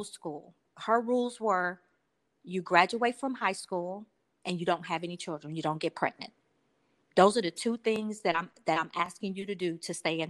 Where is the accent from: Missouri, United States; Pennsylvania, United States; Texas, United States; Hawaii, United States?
Texas, United States; Houston; I grew up in the projects. I'm from Houston, Texas